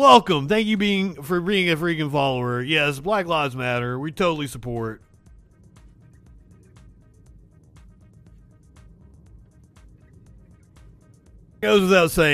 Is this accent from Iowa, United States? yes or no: no; Pikeville, Kentucky, United States; moved away; I am originally from Kentucky. I was born and raised in Appalachia. A little town called Pikeville.